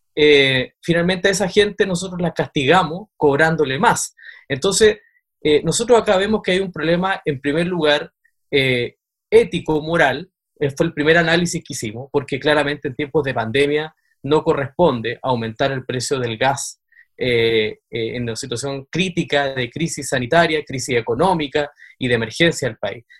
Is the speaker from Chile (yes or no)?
yes; Aysén, Chile; nosotros somos de Aysén